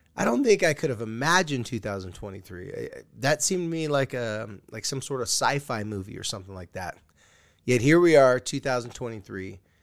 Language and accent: English; California, United States; I'm a surfer from California